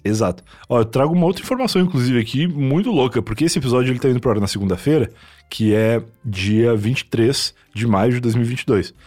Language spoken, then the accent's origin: Portuguese; Rio Grande do Sul, Brazil; now in São Paulo, Brazil; Eu sou gaúcho